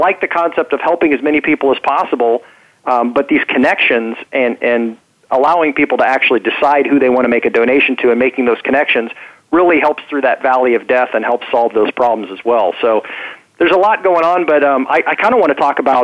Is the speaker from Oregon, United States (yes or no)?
no; Topeka, Kansas, United States; So I was born in Topeka, Kansas, so a Midwesterner.